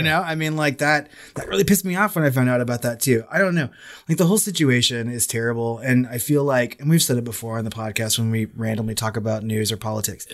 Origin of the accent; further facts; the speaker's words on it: United States; I'm American